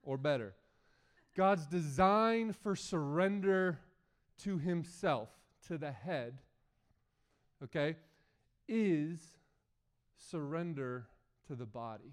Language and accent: English; United States; as an American